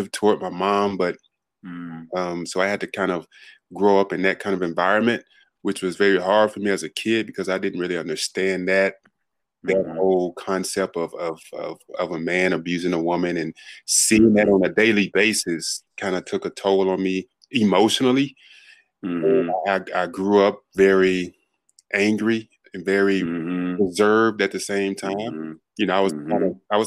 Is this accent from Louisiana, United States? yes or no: yes; Monroe, Louisiana, United States; also born or lived in Los Angeles; now in Dallas, United States; originally I'm born and raised in Monroe, Louisiana, a very small town in Louisiana